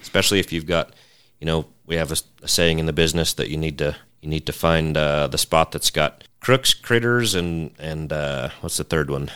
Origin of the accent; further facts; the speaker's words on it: Western Nevada, United States; also born or lived in Montana; Growing up around Western Nevada